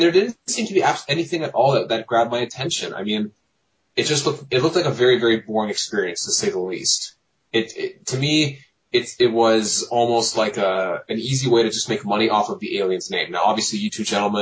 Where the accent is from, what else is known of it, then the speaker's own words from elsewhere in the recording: Mississauga, Ontario, Canada; I'm from a little city outside Toronto called Mississauga, Ontario